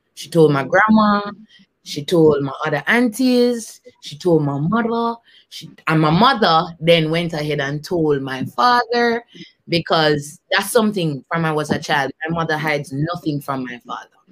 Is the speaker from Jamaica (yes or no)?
yes; Kingston, Jamaica; I grew up in Kingston, Jamaica.